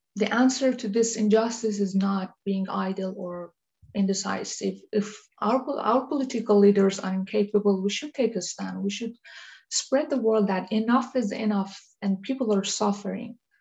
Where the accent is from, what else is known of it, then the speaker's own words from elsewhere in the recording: Iran; moved away as an adult; now in Denmark; I was born in Iran and um, moved to Denmark years later in 2009